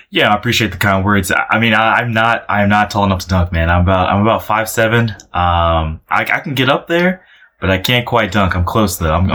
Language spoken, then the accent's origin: English; Chicago, Illinois, United States; And then obviously, you know, growing up in Chicago, uh, the Bulls were, they were great at that.